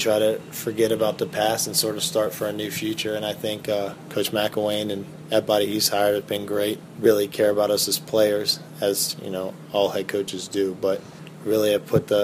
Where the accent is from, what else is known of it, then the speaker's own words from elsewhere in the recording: Virginia, United States; moved away as an adult; now in Gainesville, United States; I'm from Virginia